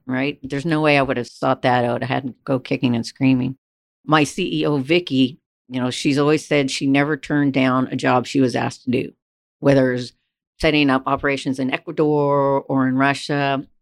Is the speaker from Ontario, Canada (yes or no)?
no; Vancouver, British Columbia, Canada; moved away as an adult; also born or lived in Alberta; I'm from Canada. Canada is not necessarily known as an oil mecca, especially where I grew up in Vancouver, British Columbia